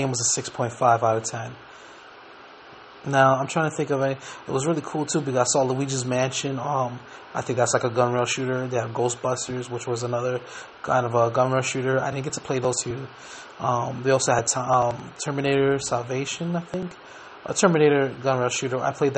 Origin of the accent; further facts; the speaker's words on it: New York, United States; when I was growing up in New York, when we played outside a lot